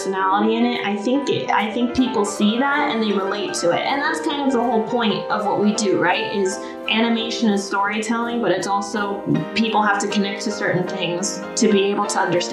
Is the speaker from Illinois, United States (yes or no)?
no; Houston, Texas, United States; moved away; also born or lived in San Francisco; My grandparents came over from Cuba, and I grew up in Houston, Texas